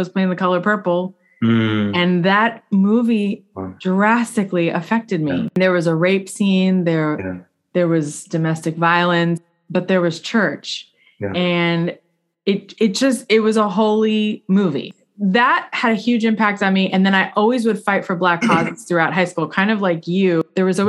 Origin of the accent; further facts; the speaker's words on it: South Florida, United States; I grew up in South Florida, super secular